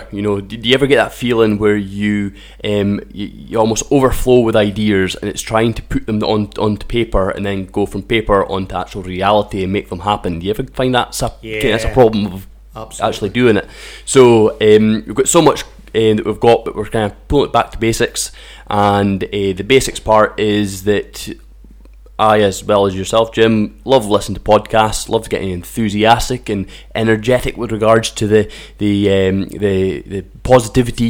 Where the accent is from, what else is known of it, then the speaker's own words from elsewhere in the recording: Kemnay, Scotland, United Kingdom; I was brought up in Kemney, just a few miles along the road